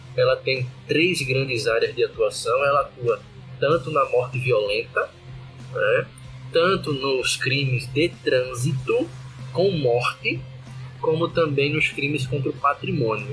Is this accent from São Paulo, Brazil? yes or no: no; Recife, Pernambuco, Brazil; moved away; also born or lived in Alagoas; sou pernambucano, recifense